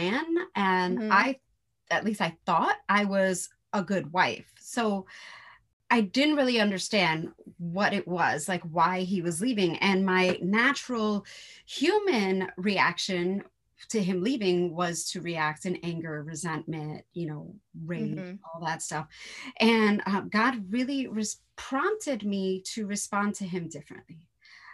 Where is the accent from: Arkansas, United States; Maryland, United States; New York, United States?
New York, United States; New York City; I'm from New York City